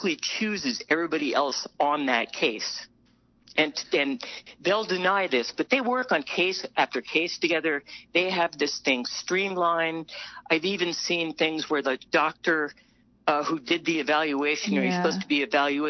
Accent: New Mexico, United States; I'm from New Mexico.

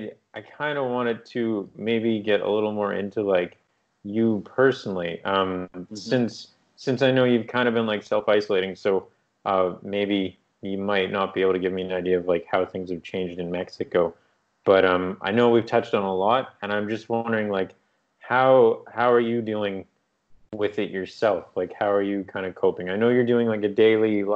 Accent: Canada; moved away as an adult; now in Vietnam; growing up in Canada

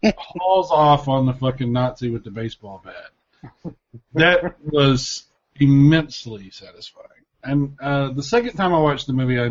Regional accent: United States; as an American

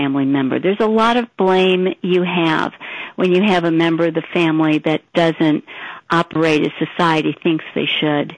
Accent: St. Louis, Missouri, United States; I grew up in St. Louis and had lived there all my life

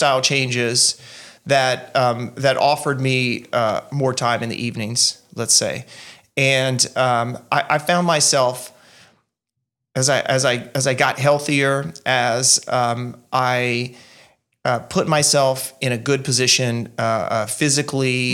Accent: Eunice, Louisiana, United States; moved away as an adult; also born or lived in Mongolia / Virginia; now in Belgium; my hometown

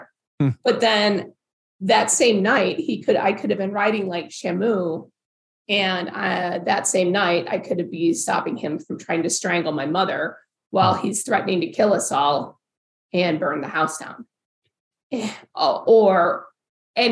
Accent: Farmington Hills, Michigan, United States; also born or lived in Provo, Utah; I grew up in Farmington Hills, which is one of the premier suburbs of Detroit

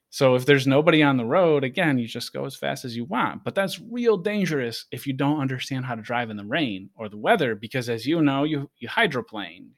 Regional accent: Rochester, Buffalo area of upstate New York, United States; now in San Diego, United States; where I grew up in New York

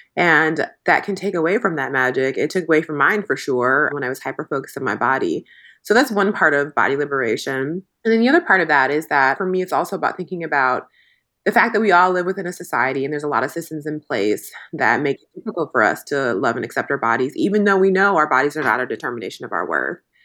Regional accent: Midwest, United States; I grew up in the Midwest in a very non-diverse area

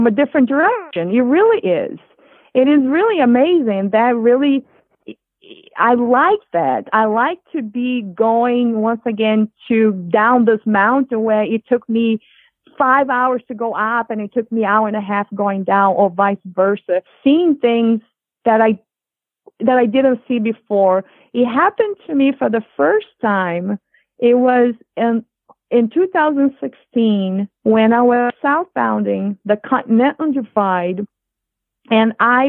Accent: Rio de Janeiro, Brazil; English is a second language; moved away as an adult; also born or lived in Boston, United States; now in United States; I grew up in Rio de Janeiro

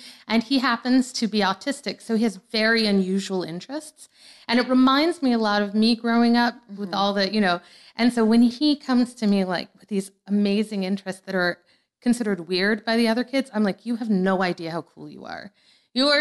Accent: New Orleans, Louisiana, United States; moved away as an adult; also born or lived in Forest Hills, New York; I moved to New Orleans when I was 6 from Forest Hills.

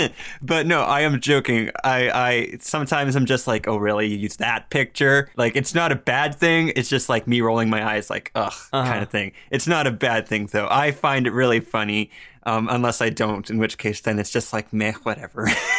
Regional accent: Canada; And I'm like, no, No, no, no. I'm Canadian. Thank you very much.

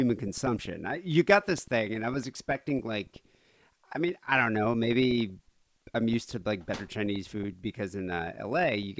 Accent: South Africa; moved away; I grew up in South Africa.

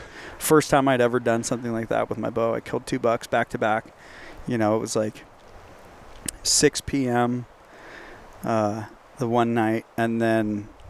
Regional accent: California, United States; moved away; I'm sure anyone from California listening can relate to what I'm saying, because they're living it constantly. And that's part of the reason why I left.

